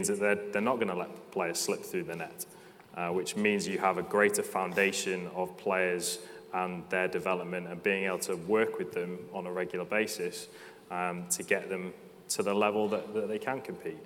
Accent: Wales, United Kingdom; I'm Welsh

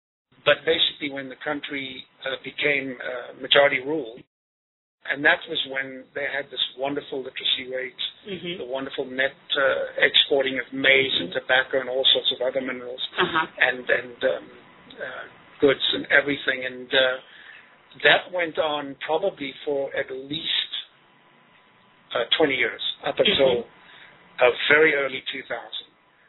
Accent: Zimbabwe; now in United States; I grew up in Zimbabwe, which used to be Rhodesia.

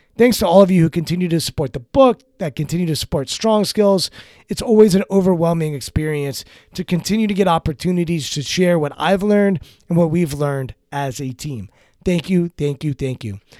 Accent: Maryland, United States; I grew up in Maryland

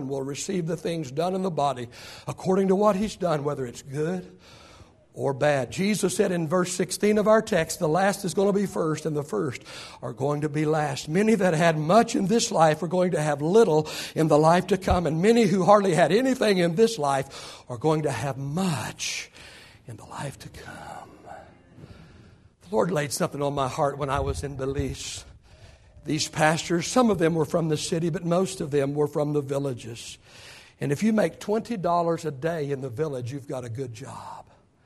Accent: Oklahoma, United States; I was born in 1955 in Oklahoma

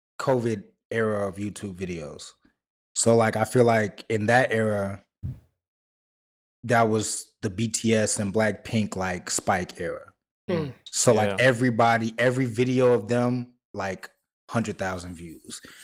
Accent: Chicago, Illinois, United States; I'm from Chicago

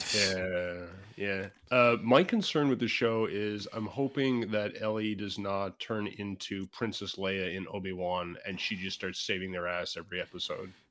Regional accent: Canada; as a Canadian

